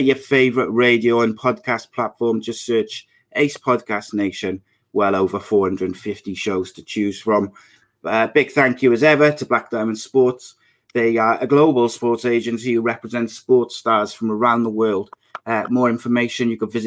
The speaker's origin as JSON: {"language": "English", "region": "Wales", "country": "United Kingdom", "said": "I'm Welsh"}